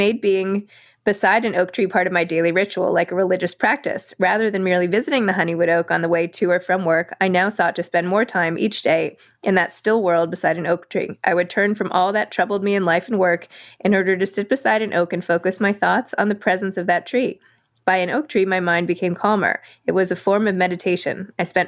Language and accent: English; New York, United States; I'm a New Yorker